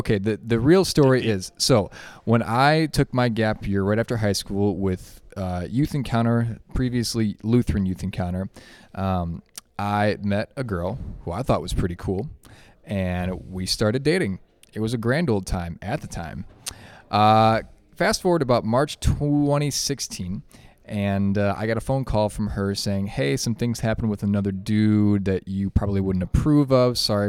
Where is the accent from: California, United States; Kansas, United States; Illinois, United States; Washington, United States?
Illinois, United States; Chicago; now in Alexandria, United States; I grew up outside of Chicago. The first 18 years of life, currently reside in Alexandria, Minnesota